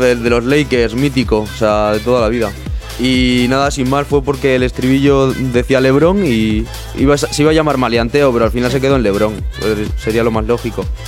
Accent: Cáceres, Extremadura, Spain; now in Bilbao, Spain; Yo soy, yo soy de Cáceres, pero, pero ahora vivo aquí en Bilbao.

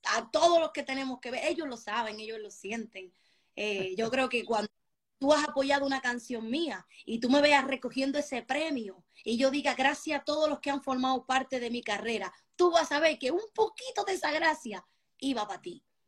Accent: Spain; Tengo sangre, como se me nota, dominicanísima. Me crié en España

